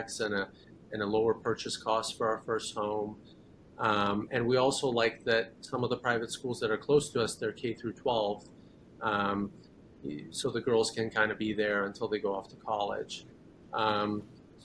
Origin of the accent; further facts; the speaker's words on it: Katy, Texas, United States; also born or lived in Iran / San Antonio; we immigrated here when I was 10 years old to the Katy area. And I've pretty much lived here my whole life.